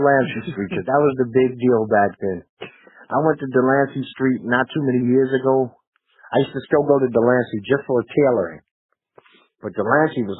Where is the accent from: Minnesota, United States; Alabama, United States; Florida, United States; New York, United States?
New York, United States; New York City; I grew up in Bed-Stuy